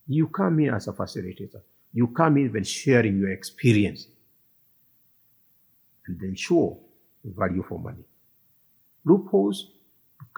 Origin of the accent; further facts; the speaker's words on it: Kiambu County, Kenya; I come from Kiambu